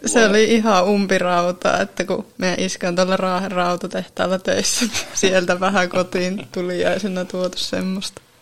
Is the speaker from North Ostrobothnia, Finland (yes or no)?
yes; Siikajoki, North Ostrobothnia, Finland; moved away as an adult; now in Oulu, Finland; mä oon kotoisin tuolta Siikajoelta